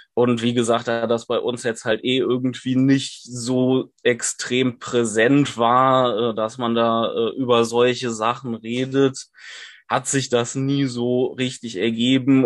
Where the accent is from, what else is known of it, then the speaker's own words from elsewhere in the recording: Cologne, North Rhine-Westphalia, Germany; ich komme aus Köln und studiere dort